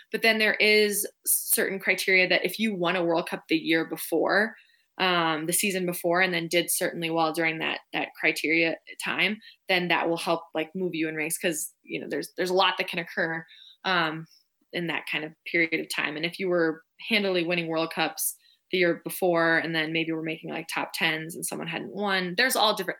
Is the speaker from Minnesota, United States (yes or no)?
yes; Minneapolis, Minnesota, United States; now in Park City, United States; I grew up right in the Twin Cities, right outside Minneapolis